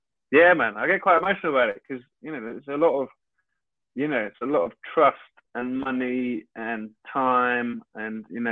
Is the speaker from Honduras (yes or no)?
no; London, United Kingdom; growing up in London, I never felt like a kind of, Londoner in a way.